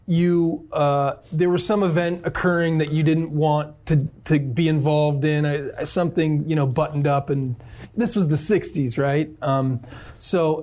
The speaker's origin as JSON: {"language": "English", "town": "Frederick", "region": "Maryland", "country": "United States", "tie": "born or raised there", "moved": "yes", "said": "I grew up in Maryland, and Frederick is like a small town"}